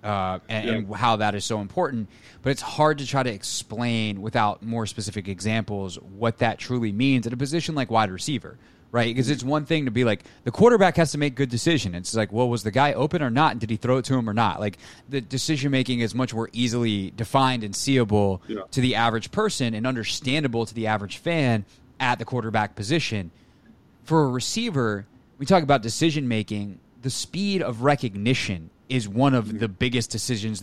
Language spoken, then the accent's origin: English; the Carolinas, United States; I grew up in the Carolinas watching him